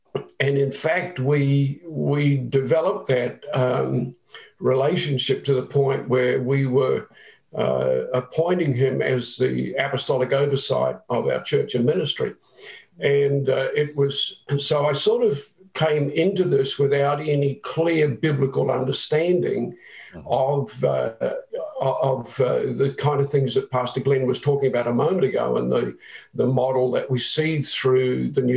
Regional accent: New Zealand; moved away; I'm a Kiwi

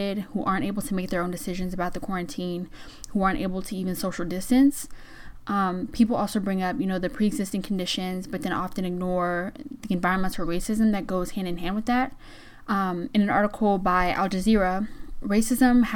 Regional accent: Georgia, United States; my home state of Georgia

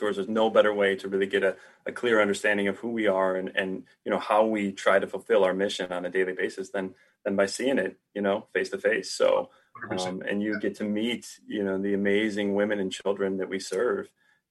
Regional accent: Toledo, Ohio, United States; moved away; grew up in Ohio, Toledo, just outside of Toledo

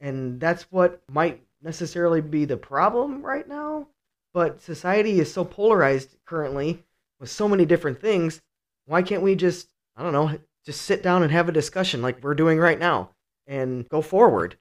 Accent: Cleveland, Ohio, United States; now in Michigan, United States; I'm from Cleveland, Ohio. I grew up in a really rough neighborhood

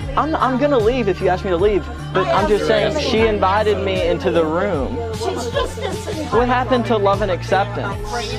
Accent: Cookeville, Tennessee, United States; we're at a gay church in my hometown, Cookeville, Tennessee.

